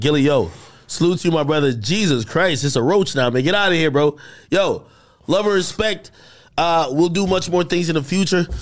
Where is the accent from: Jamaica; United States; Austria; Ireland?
Jamaica; I'm Jamaican